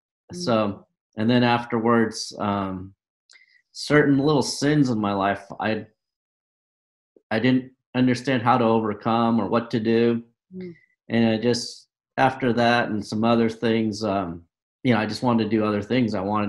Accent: New Hampshire, United States; born there; I was born in New Hampshire.

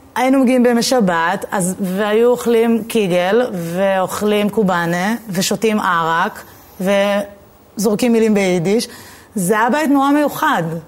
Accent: Jerusalem, Jerusalem District, Israel; moved away as an adult; now in Tel Aviv, Israel; אני, אני מאוד ירושלמית

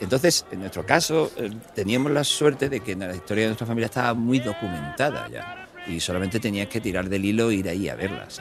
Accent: Cádiz, Andalusia, Spain; also born or lived in Ireland; yo soy muy de Cádiz, muy de las chirigota y muy del cachondeo.

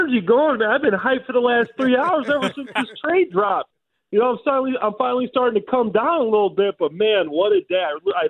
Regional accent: Chicago, Illinois, United States; it's my hometown team

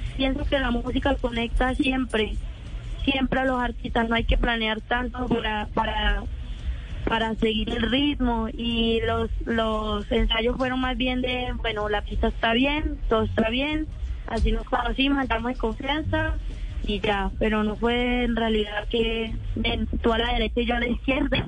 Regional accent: Barrancabermeja, Santander, Colombia; moved away as an adult; now in Medellín, Colombia; yo nací en Barranca Bermeja, Santander.

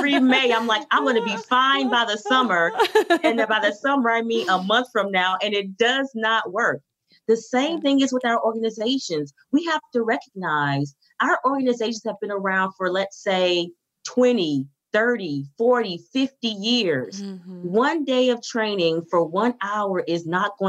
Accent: Miami, Florida, United States; I'm from Miami, Florida

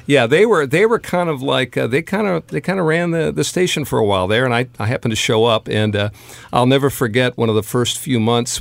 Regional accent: the Bay Area, California, United States; moved away; knew about KLOS growing up in the Bay Area

